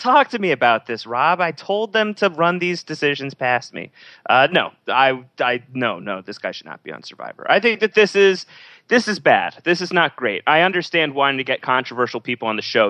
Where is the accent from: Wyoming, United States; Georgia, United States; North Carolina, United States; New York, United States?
New York, United States; being a New Yorker